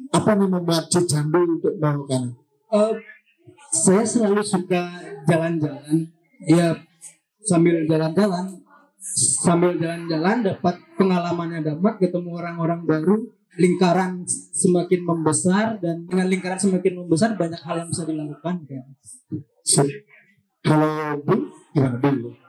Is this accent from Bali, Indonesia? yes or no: yes; Bali, Indonesia; bahwa kita orang Bali itu mempunyai masalah yang sama dengan orang luar.